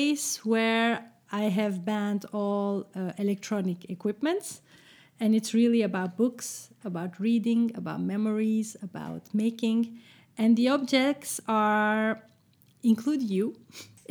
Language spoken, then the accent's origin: English; Brussels, Brussels-Capital Region, Belgium; moved away; So it's Brussels, so it's my hometown. Well, my hometown, yes.